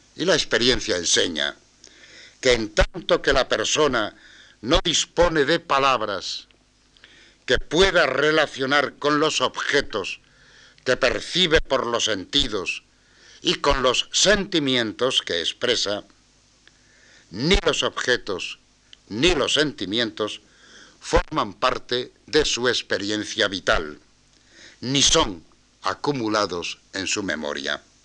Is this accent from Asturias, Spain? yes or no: yes; Asturias, Spain; soy asturiano